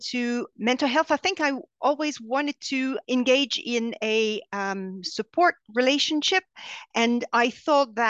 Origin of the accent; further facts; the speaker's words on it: Montreal, Quebec, Canada; accent: French Canadian; English is a second language; moved away as an adult; now in London, United Kingdom; I am from Montreal, so I'm French Canadian. You can hear that in my strange accent